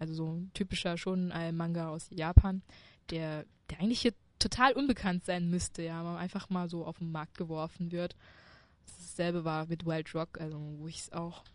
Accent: China; now in Germany; Ja, ich komme aus China

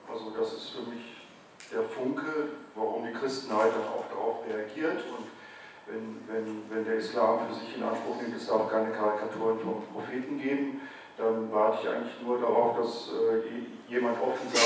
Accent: North Rhine-Westphalia, Germany; ich bin zwar katholisch aufgewachsen in Westfalen, in einem kleinen Dorf

